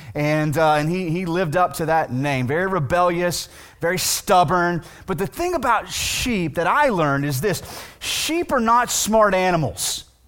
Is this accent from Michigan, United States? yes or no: no; Weatherford, Texas, United States; also born or lived in Millsap, Texas; I grew up in Weatherford, right, which is a fairly known town, which is now a city, but my last two years of high school, I went to a small town outside of Weatherford